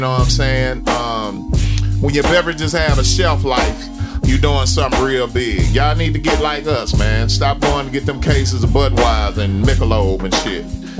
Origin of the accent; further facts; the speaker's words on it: Memphis, Tennessee, United States; I'm from Memphis.